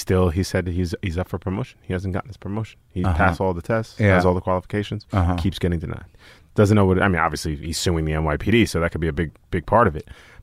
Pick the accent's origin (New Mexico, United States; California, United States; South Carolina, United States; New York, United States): New York, United States; Staten Island; growing up in Staten Island, growing up with teammates that were like, very racist towards like the teams we were playing